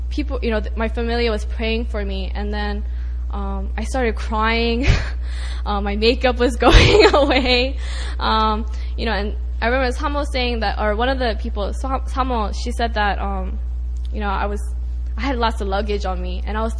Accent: Atlanta, Georgia, United States; I'm from Atlanta

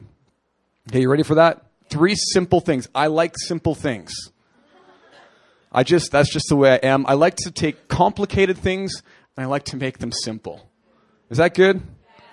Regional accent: Canada; moved away; I'm a hockey player. I'm from Canada.

